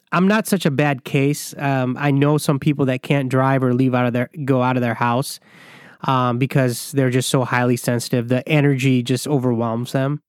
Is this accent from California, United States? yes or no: no; Michigan, United States; I grew up in Michigan